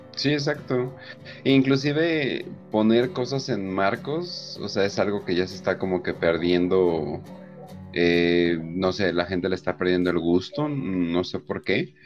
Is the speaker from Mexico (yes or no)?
yes; Mexico; como mexicano